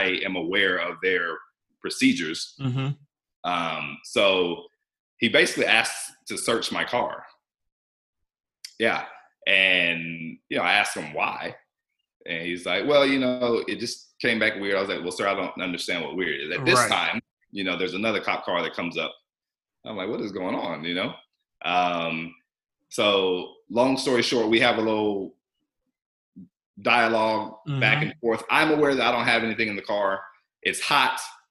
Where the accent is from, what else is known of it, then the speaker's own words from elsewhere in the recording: Georgia, United States; also born or lived in South Carolina; I'm from Georgia